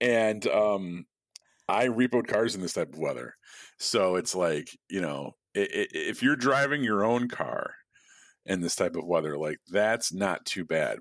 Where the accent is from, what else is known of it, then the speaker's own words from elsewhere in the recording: Midwest, United States; now in Chicago, United States; I was born in the Midwest